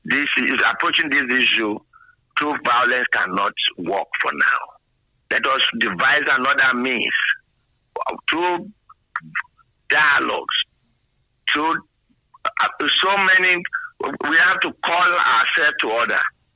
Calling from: Lagos, Nigeria; not you. Calling from Yaba, Lagos.

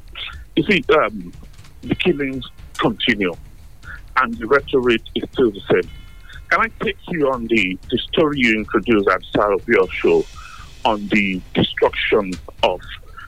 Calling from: London, United Kingdom; I'm calling from a village right here in North London.

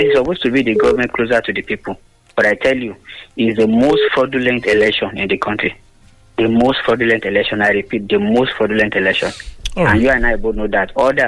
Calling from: Lagos, Nigeria; calling from Lagos.

